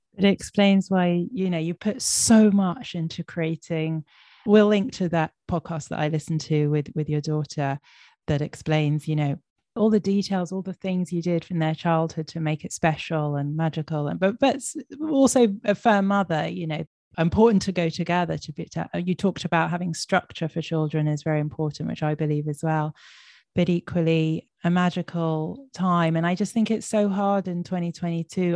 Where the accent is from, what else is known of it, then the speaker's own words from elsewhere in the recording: London, United Kingdom; I grew up in London with Safaadi Israeli mother